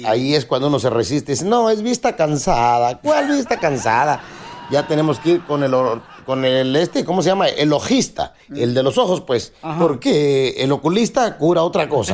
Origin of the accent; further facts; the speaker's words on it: Acapulco, Guerrero, Mexico; mi pueblo